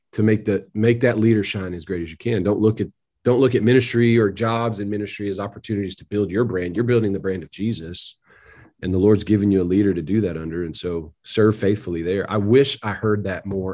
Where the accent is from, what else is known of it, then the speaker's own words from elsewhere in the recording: Tennessee, United States; also born or lived in Missouri; moved back to Tennessee, wanted to be in my home state.